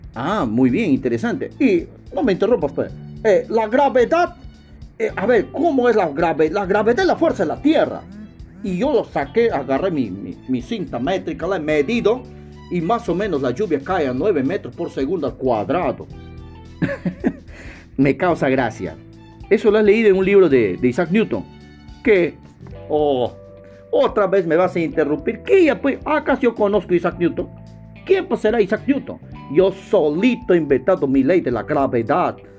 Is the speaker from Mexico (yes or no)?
no; Peru; en mi país, por ejemplo, tenemos tres regiones naturales. La costa, ¿no? La sierra y la selva